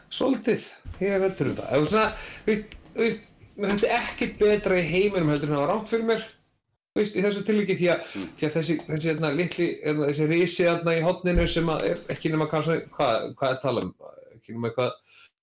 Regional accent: Iceland

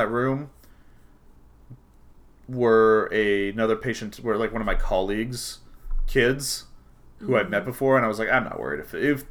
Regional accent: Redmond, Washington, United States; I grew up in Redmond, Washington. There were maybe a half dozen Latino people.

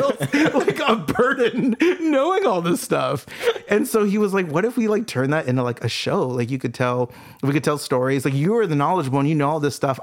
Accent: Santa Ana, California, United States; moved away as an adult; now in Long Beach, United States; I grew up in Santa Ana

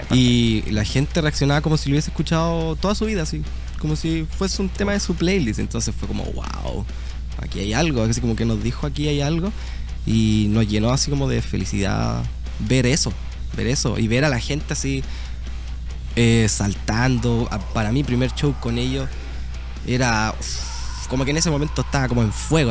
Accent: Talca, Maule, Chile; yo soy de Talca

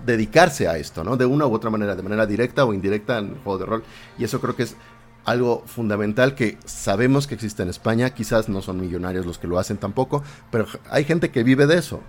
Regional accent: Mexico; los mexicanos tenemos palabras diferentes

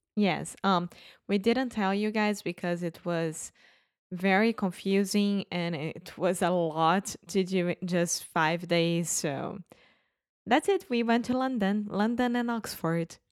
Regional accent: Brazil; English is a second language; we are from Brazil

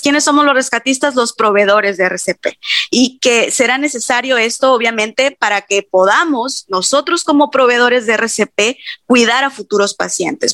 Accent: Mexico; como buenos mexicanos

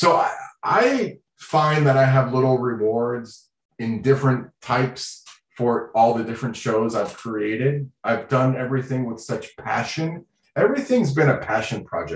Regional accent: Florida, United States; first language Sign language; English is a second language; I grew up in Florida

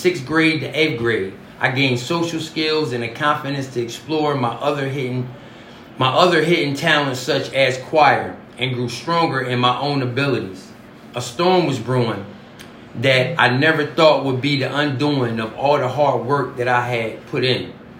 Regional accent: the South, United States; Growing up in the South gave me access to plenty of open spaces and plenty of tools and material to use those tools on.

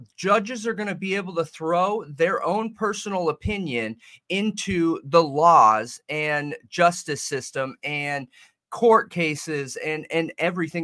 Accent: Southern California, United States; I'm from Southern California.

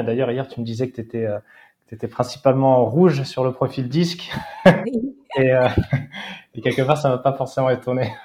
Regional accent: Seignosse / Hossegor, Nouvelle-Aquitaine, France; also born or lived in Australia / Val d'Isère; j'ai grandi en face de l'océan

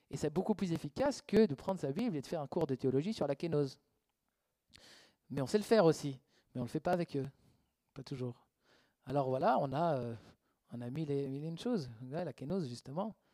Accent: Switzerland; Ok, des fois, en fait, on n'ose pas, on ne veut pas froisser, on est suisse. Ouais, mais eux, ils ne sont pas suisses.

